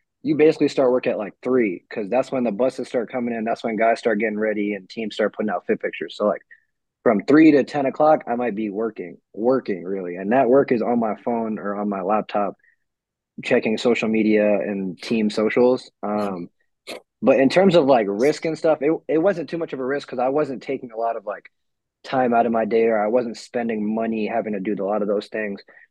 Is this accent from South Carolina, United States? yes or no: no; New York, United States; now in Texas, United States; I'm originally from New York, so I went back home.